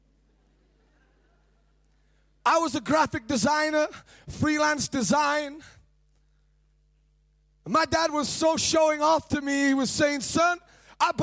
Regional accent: Sheffield, Yorkshire and the Humber, United Kingdom; also born or lived in Cambridge / Rotherham; I'm from the United Kingdom. I was born and raised in Sheffield

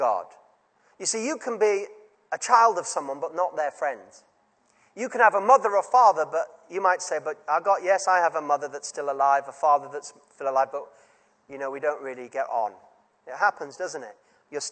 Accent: Yorkshire and the Humber, United Kingdom; as a child growing up in Yorkshire

